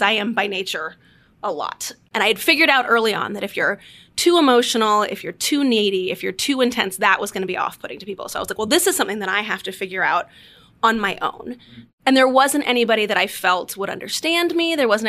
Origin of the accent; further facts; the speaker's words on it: Washington, D.C. area, United States; I grew up outside D.C.